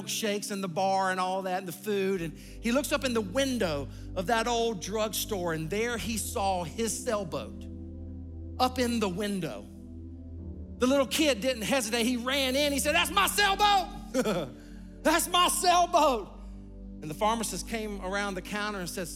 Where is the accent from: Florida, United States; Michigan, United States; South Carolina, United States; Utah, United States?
South Carolina, United States; Sumter; I grew up in a small town, Sumter, South Carolina